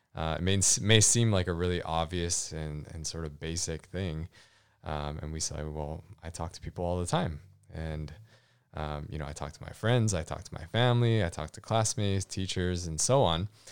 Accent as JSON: {"language": "English", "region": "Hawaii", "country": "United States", "tie": "born or raised there", "said": "I grew up in Hawaii"}